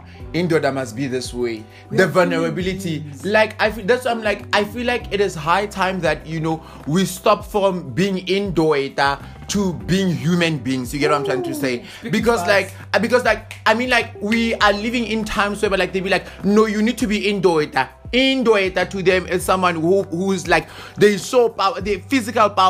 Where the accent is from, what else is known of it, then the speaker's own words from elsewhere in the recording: South Africa; as a South African